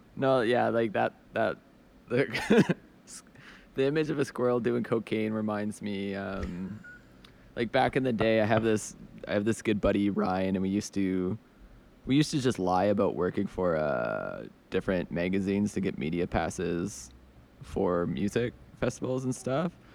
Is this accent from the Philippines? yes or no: no; Edmonton, Alberta, Canada; now in Montreal, Canada; I'm originally from Edmonton, Alberta, which is like a very working class, like rough town